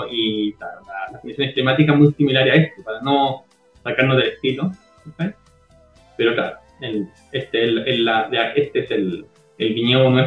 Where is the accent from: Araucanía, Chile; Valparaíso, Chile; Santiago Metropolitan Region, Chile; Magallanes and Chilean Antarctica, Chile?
Santiago Metropolitan Region, Chile; Cajón del Maipo; moved away as an adult; also born or lived in Viña del Mar, Chile; now in United States; Yo soy del Cajón del Maipo, yo soy cajonino Cajón del Maipo.